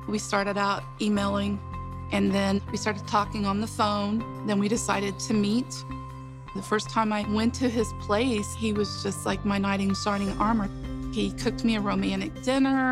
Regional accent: Franklin, Ohio, United States; also born or lived in Cincinnati, Ohio; I was born in Cincinnati, but I was raised in Franklin, Ohio

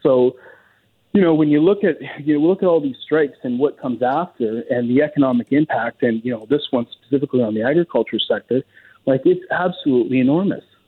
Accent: Lower Mainland, British Columbia, Canada; I grew up in the Lower Mainland

